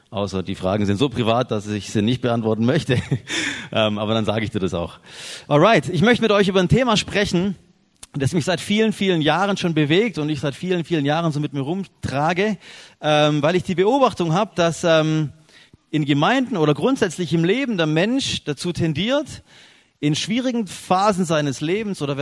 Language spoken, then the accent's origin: German; Biberach, Baden-Württemberg, Germany; ursprünglich komme ich aus Biberach bei Ulm. Sagt, sagt es jemandem was? Biberach südlich von Ulm.